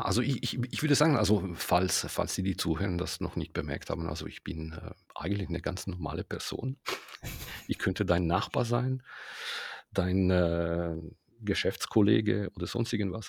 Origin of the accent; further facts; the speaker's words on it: Ticino, Switzerland; ich bin Tessiner